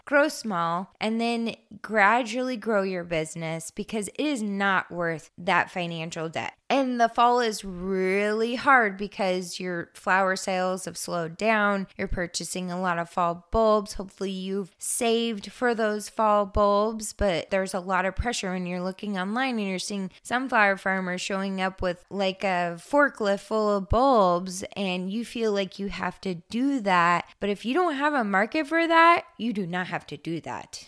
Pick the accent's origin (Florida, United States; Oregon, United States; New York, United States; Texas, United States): Oregon, United States; Eastern; now in Western Oregon, United States; I grew up in Eastern Oregon